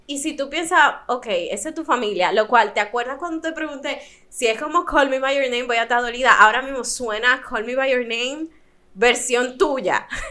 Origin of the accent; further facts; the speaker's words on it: Dominican Republic; also born or lived in United States; me siento demasiado dominicana